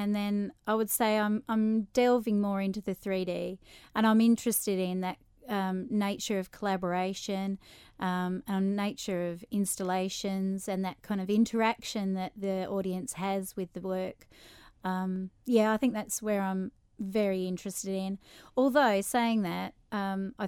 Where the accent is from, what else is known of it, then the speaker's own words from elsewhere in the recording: Tasmania, Australia; also born or lived in Melbourne, Australia; now in Isle of Man; So I'm from Melbourne, Australia, grew up in Tasmania